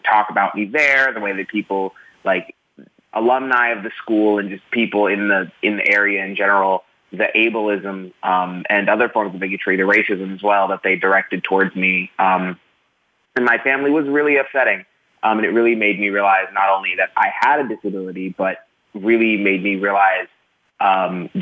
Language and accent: English; Jacksonville, Florida, United States; moved away as an adult; I grew up in Jacksonville, Florida